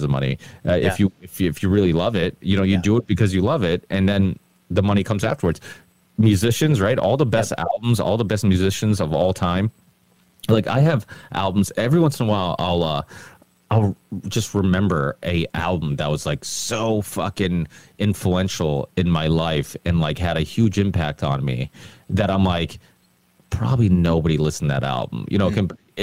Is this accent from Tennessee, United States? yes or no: no; Ludlow, Massachusetts, United States; my hometown in Ludlow